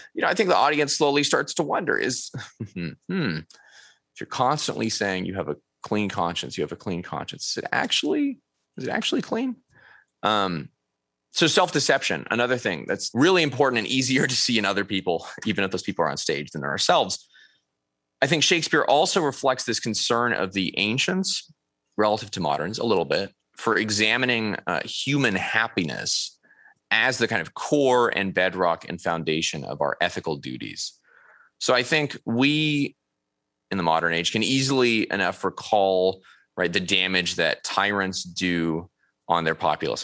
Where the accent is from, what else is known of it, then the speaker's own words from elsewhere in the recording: Upland, California, United States; now in Irving, United States; my hometown, Upland, California